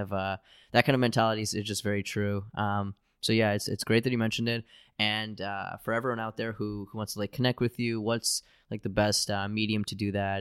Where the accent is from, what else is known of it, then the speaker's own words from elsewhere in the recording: United States; I'm an American